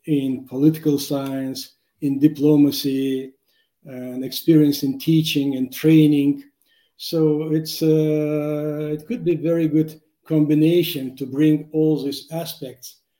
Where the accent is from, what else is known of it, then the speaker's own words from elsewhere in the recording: Tashkent, Uzbekistan; English is a second language; I was born in Tashkent, and I have a scholarly background